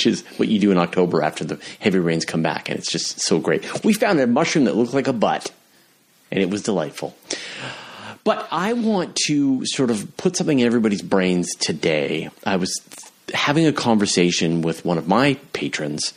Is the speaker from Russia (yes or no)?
no; Canada; I'm from Canada